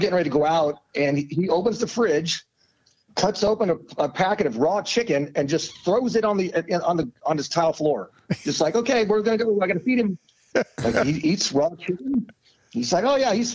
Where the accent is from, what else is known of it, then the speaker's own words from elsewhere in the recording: Omaha, Nebraska, United States; I'm an Omaha kid and Nebraska kid.